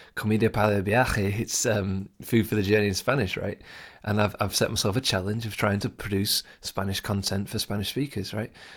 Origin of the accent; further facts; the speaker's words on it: England, United Kingdom; first language English; I'm English. I'm a native English speaker.